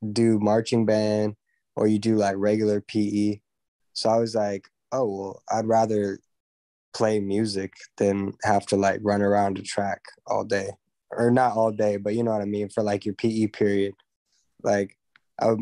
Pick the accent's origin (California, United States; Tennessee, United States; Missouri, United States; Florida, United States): California, United States; Los Angeles; I grew up here